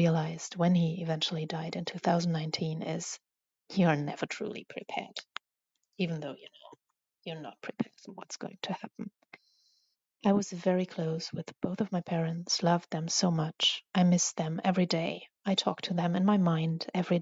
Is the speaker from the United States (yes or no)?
no; Germany; I'm from Germany